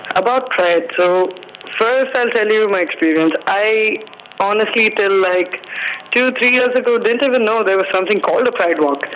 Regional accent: Hyderabad, Telangana, India; finally my hometown had its first pride

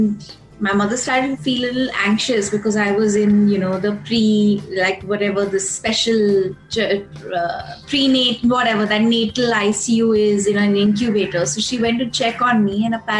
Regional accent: Hyderabad, Telangana, India; I was born in Hyderabad in 1981 on the 9th of December

